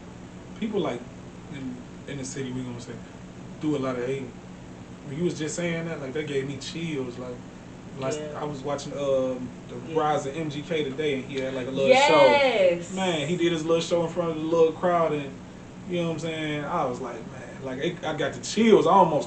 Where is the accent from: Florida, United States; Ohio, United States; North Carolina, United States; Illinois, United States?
Ohio, United States; Cleveland; Like, the bitch I'm from Cleveland.